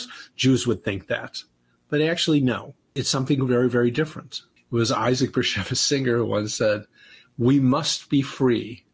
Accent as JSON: {"language": "English", "town": "Cleveland", "region": "Ohio", "country": "United States", "said": "I'm from Cleveland"}